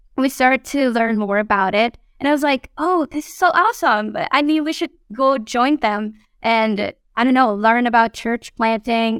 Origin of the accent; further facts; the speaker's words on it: Mexico; moved away as an adult; now in Guatemala; We are originally from Mexico, my husband and I. Uh, we were both born there and grew up there and we met and married there